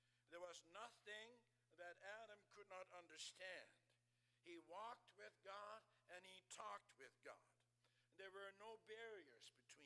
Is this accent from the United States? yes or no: no; Netherlands; moved away; I grew up in the Netherlands